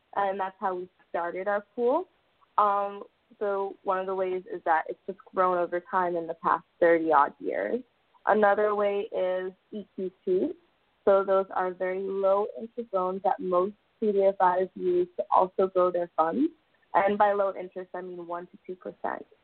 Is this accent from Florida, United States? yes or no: yes; South Florida, United States; I'm actually a South Florida native